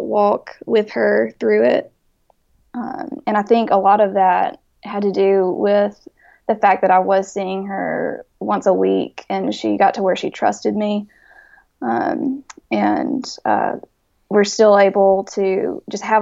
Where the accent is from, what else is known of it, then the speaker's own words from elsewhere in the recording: Jackson, Mississippi, United States; I grew up here in Jackson, Mississippi.